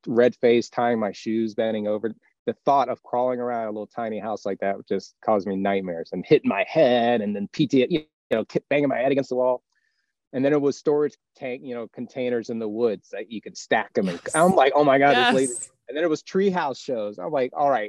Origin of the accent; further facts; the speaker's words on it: Florida, United States; we're from Florida, so it's our home base.